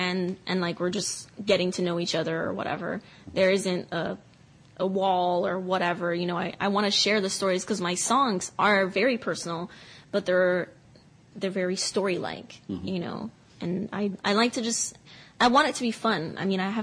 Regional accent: Cameroon; moved away; I grew up listening to Cameroonian music

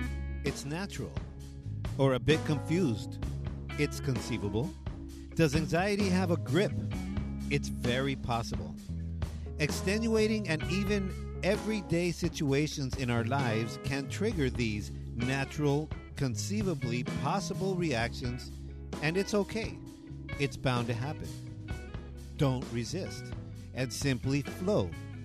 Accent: Baldwin Park, California, United States; I'm a kid from Baldwin Park.

